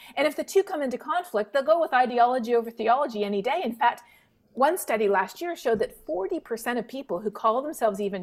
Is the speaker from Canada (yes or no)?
yes; Toronto, Ontario, Canada; now in Texas, United States; I grew up not too far from Vermont. I'm from Toronto, so, you know, just over the border.